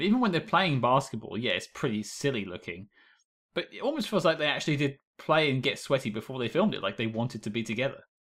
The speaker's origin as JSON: {"language": "English", "country": "United Kingdom", "said": "being British"}